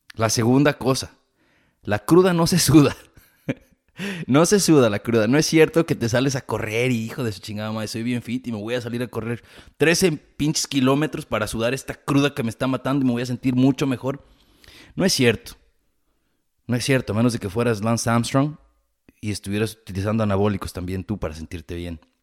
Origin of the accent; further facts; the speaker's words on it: Jalisco, Mexico; moved away; soy de Jalisco, y sí decimos vale